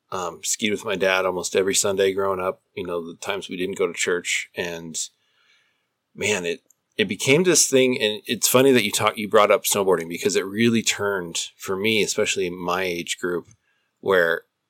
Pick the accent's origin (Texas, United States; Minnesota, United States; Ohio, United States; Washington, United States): Minnesota, United States; moved away; because my dad – you know, we moved from Minnesota, and – of course, when you think Minnesota, it's automatically hockey, right?